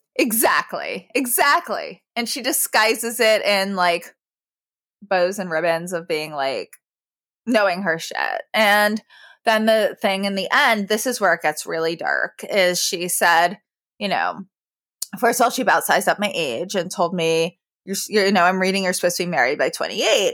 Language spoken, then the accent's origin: English; New York, United States; I grew up in New York